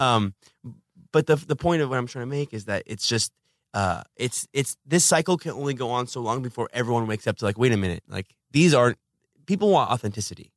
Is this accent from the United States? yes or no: yes; Los Angeles, California, United States; I'm from Los Angeles.